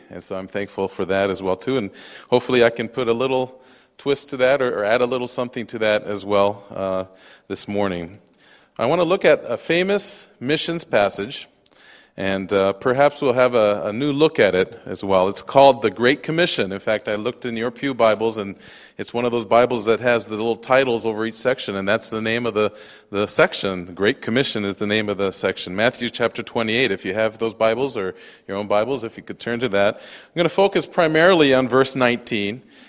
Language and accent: English; Japan; also born or lived in United States; I'm a missionary kid, and so I grew up in Japan. I speak fluent Japanese. My wife will tell you I'm more Japanese than American.